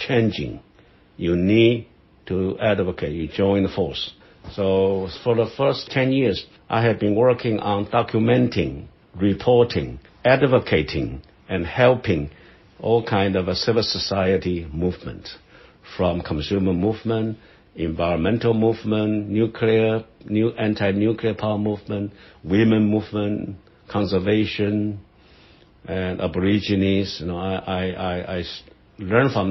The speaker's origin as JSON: {"language": "English", "country": "Taiwan", "tie": "born or raised there", "also_born_or_lived": "Buffalo, New York", "said": "I was born in Taiwan. I'm a Taiwanese. You know, I'm a seventh generation of Taiwanese"}